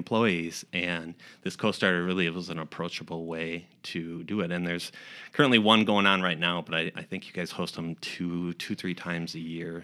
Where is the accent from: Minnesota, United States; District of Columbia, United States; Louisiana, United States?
Minnesota, United States; Austin; moved away as an adult; also born or lived in Omaha; now in Rochester, United States; we're originally from Austin, Minnesota